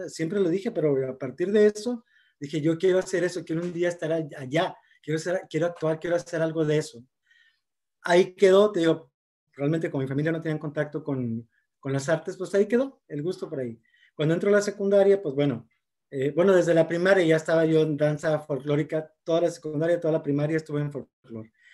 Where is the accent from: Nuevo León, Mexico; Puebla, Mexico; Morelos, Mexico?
Nuevo León, Mexico; Monterrey; Soy originario de aquí de Monterrey, Nuevo León, nacido aquí, ahora sí que regio de hueso colorado